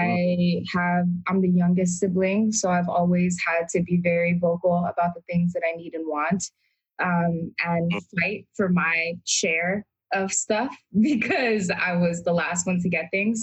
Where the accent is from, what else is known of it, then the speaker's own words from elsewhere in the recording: New York City, New York, United States; also born or lived in Brooklyn / Bengal; I was raised in Queens, in Astoria